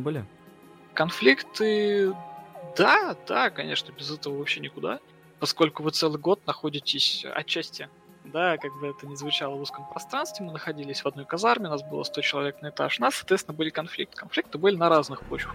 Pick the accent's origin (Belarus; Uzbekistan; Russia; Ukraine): Russia; Nizhny Novgorod, Nizhny Novgorod Oblast; moved away as an adult; also born or lived in Saint Petersburg; я вообще выдернулся из своей зоны комфорта Нижнего Новгорода